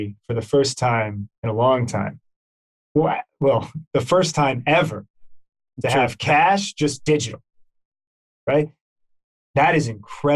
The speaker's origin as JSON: {"language": "English", "region": "Texas", "country": "United States", "tie": "born or raised there", "said": "growing up in Texas"}